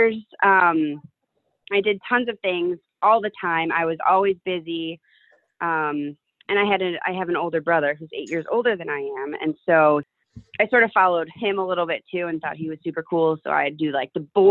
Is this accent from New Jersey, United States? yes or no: no; Winnetka, Illinois, United States; also born or lived in New Hampshire; I grew up in Winnetka, Illinois, which is the suburbs of Chicago as well.